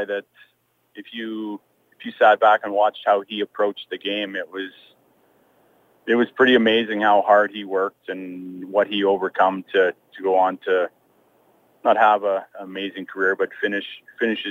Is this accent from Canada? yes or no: yes; Canada; Growing up in Canada and hockey, and then playing in Calgary